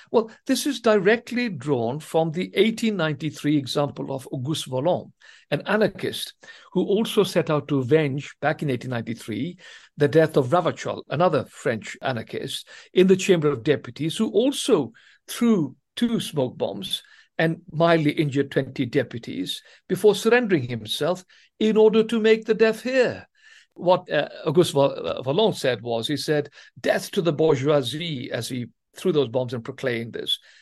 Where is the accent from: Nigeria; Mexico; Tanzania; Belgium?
Tanzania; first language Swahili; English is a second language; now in England, United Kingdom; I was, as it happens, born during colonial days in East Africa in Tanzania, and I spoke the African Swahili language up to the age of 10 as my first language